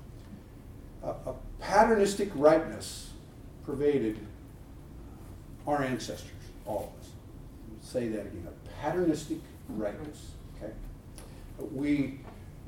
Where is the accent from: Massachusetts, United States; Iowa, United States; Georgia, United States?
Iowa, United States; also born or lived in Los Angeles, California; now in Texas, United States; I grew up in Iowa where there are more Lutherans than people